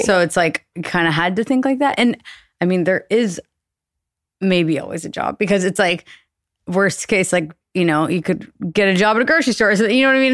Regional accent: Austin, Texas, United States; born or raised there; moved away as an adult; also born or lived in New York

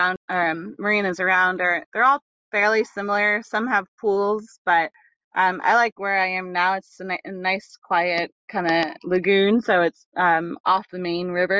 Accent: Charlottesville, Virginia, United States; I'm from Charlottesville, Virginia, and I have a house there

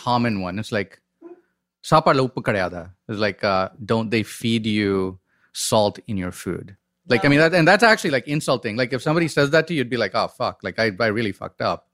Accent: Chennai, Tamil Nadu, India; I grew up in the dirtiest, filthiest, like Tamil swearing city, which is Madras, Chennai now

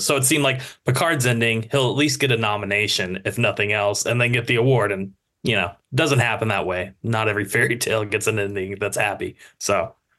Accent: United States

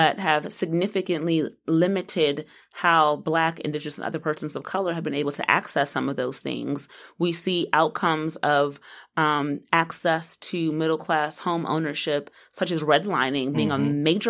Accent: Washington, District of Columbia, United States; now in North Carolina, United States; I'm from D.C. I'm from Northwest D.C.

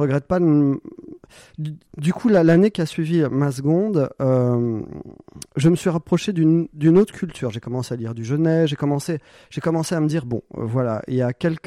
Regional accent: Corsica, France; moved away; also born or lived in Paris / Montpellier; je suis corse. je viens d'un petit village de 80 habitants

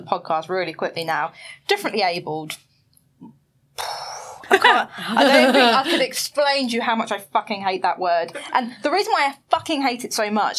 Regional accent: Basildon, East of England, United Kingdom; moved away as an adult; now in London, United Kingdom; I grew up in Basildon.

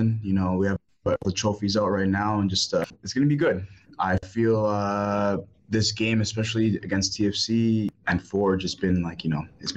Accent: Toronto, Ontario, Canada; now in Hamilton, Canada; my home club, my hometown, like, you know, like my boyhood club

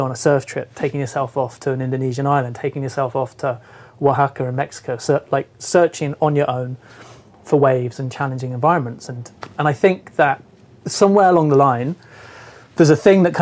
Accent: Cornwall, South West England, United Kingdom; I'm from Cornwall, from the West Country, and I grew up there

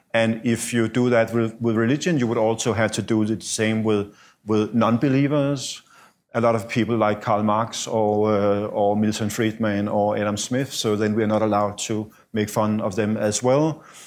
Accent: Denmark; moved away as an adult; also born or lived in Russia; I came back to Denmark from Russia in two thousand and four

